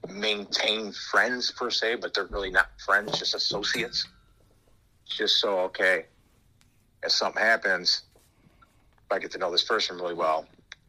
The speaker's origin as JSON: {"language": "English", "region": "Minnesota", "country": "United States", "tie": "born there", "also_born_or_lived": "Florida / Pennsylvania / Wisconsin", "said": "You know, I was born in Minnesota."}